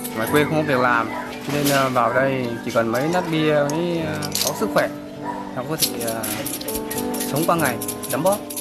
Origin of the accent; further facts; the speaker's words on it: Vinh Phuc, Vietnam; moved away as an adult; now in Ho Chi Minh City, Vietnam; quê ở Vĩnh Phúc